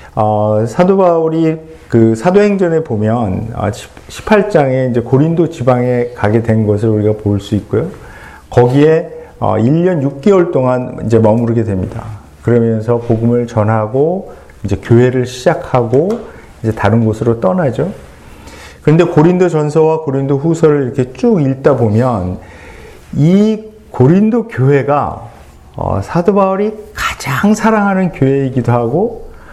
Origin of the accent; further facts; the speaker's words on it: South Korea; 그 한국 사람이기 때문에